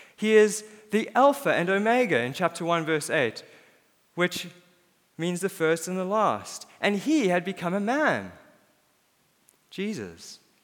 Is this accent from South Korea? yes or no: no; South Africa; born or raised there; moved away; also born or lived in Cape Town, South Africa